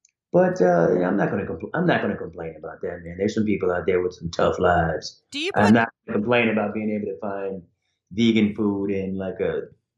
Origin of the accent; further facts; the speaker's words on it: Ohio, United States; born there; also born or lived in Idaho / Hawaii; You know, I was born in Ohio, which I don't really remember. Then we lived in Idaho, which I barely remember. Then we lived in Hawaii from 64 to 68 as a kid.